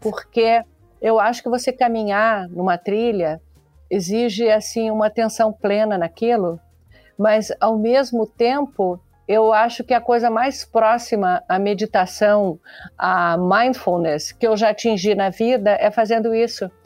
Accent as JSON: {"language": "Portuguese", "region": "Santa Catarina", "country": "Brazil", "said": "eu sou de Santa Catarina"}